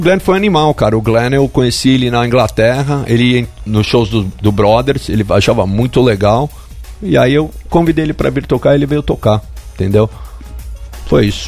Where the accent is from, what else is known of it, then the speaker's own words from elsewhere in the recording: Brazil; moved away; also born or lived in New York, United States; Eu sou brasileiro